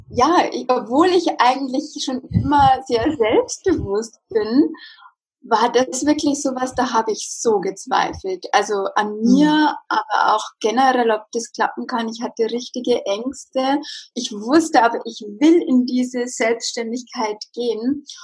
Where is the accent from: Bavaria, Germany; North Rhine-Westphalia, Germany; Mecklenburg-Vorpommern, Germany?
Bavaria, Germany; Regensburg; ich bin aus Regensburg, aus der Nähe von München. 30 Jahre alt